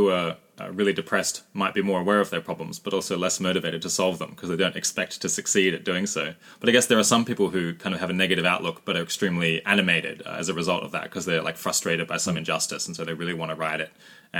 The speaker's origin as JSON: {"language": "English", "country": "Australia", "said": "Most listeners will know that I'm Australian. They'll be able to tell that pretty fast."}